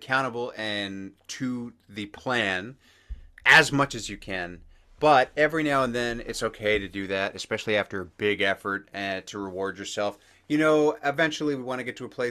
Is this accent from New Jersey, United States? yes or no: yes; New Jersey, United States; we're both from New Jersey